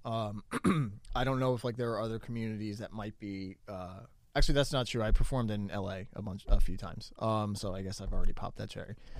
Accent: New Jersey, United States; I'm from New Jersey

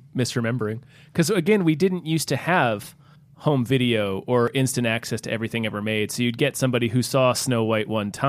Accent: the South, United States; where I grew up in the South, we called every soda Coke.

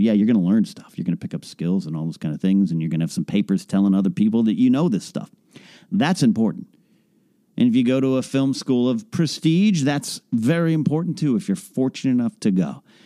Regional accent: Arroyo Grande, California, United States; now in Southern California, United States; my hometown of, uh, Royal Grande, Pismo Beach, California

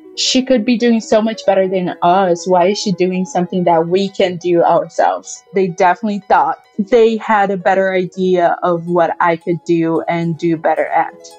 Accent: Rio de Janeiro, Brazil; also born or lived in Indiana; now in United States; I'm from Rio

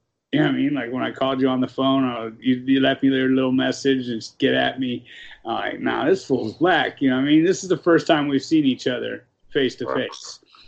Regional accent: Los Angeles, California, United States; I grew up in South Central, right? So it was a lot of blacks in my area

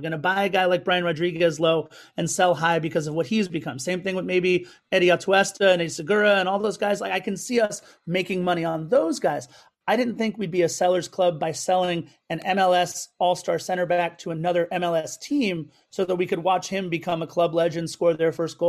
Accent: Los Angeles, California, United States; I'm born and raised in Los Angeles myself.

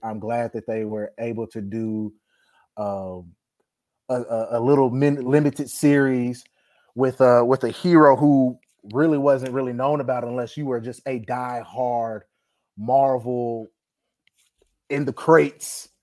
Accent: Dallas, Texas, United States; born and raised in Dallas, Texas

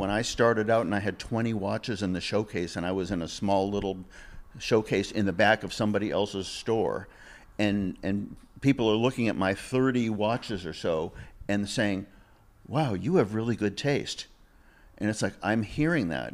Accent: Massachusetts, United States; moved away as an adult; also born or lived in Ventura, California; now in California, United States; I'm from Massachusetts

